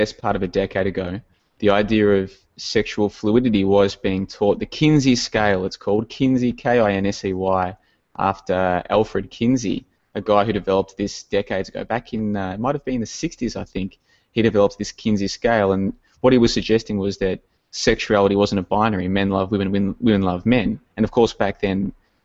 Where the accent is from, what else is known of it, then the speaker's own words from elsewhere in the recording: Melbourne, Victoria, Australia; I actually spent a few years growing up in the Greensboro area